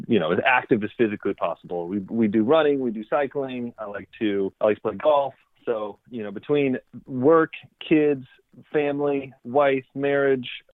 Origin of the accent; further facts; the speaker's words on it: Fayetteville, North Carolina, United States; moved away as an adult; now in San Diego, United States; I'm originally from Fayetteville, North Carolina. I was born on the East Coast, spent some time there until I was about 22 to 23 years old.